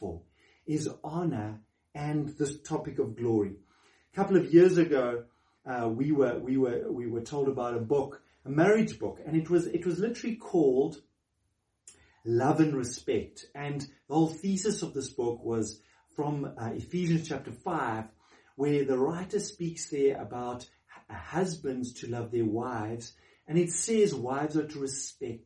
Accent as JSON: {"language": "English", "country": "South Africa", "said": "as a South African"}